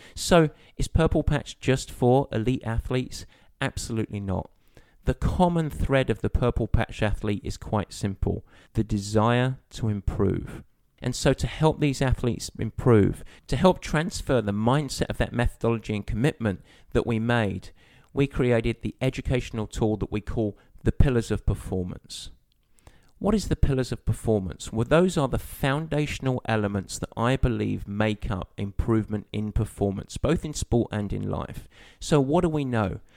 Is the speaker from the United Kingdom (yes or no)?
yes; Southend-on-Sea, East of England, United Kingdom; moved away as an adult; now in United States; my journey started in a town just outside of London called Southend in Essex.